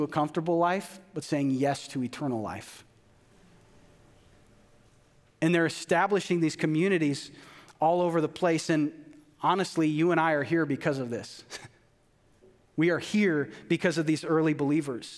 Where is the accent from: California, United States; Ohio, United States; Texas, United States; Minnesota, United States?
Minnesota, United States; a white male growing up in Minnesota